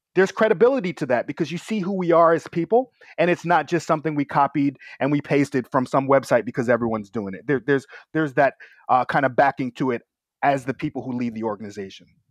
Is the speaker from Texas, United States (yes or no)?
no; New York, United States; I was a little bit too rambunctious for the New York public school system